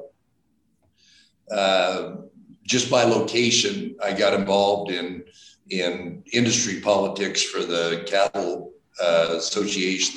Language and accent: English; Emmett, Idaho, United States; we're from the Treasure Valley, from the Emmett area.